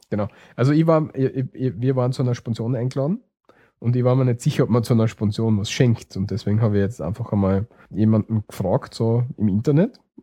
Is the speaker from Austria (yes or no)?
yes; Austria